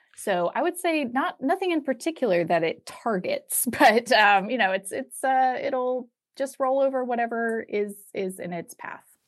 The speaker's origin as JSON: {"language": "English", "town": "Atlanta", "region": "Georgia", "country": "United States", "tie": "born or raised there", "said": "where I grew up in Atlanta"}